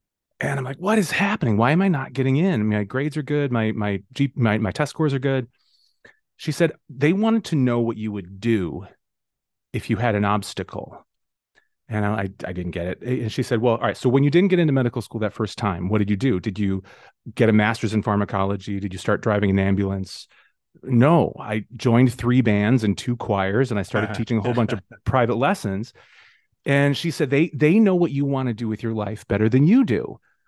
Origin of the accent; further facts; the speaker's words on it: Oswego, Illinois, United States; So I grew up in the Chicago suburbs as well, a different suburb than where I'm at right now, a town called Oswego.